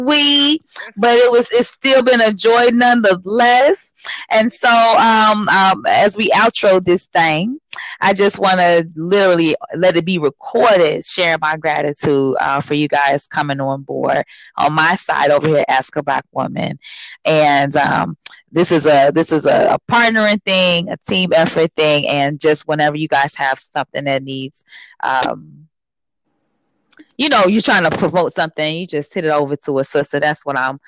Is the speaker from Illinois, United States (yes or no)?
yes; U of I hometown, Illinois, United States; my hometown, I think it was U of I, which is a big city school